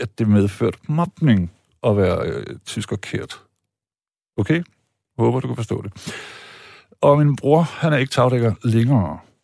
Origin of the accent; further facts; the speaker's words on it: Germany; now in Denmark; jeg er ikke stolt af at være tysker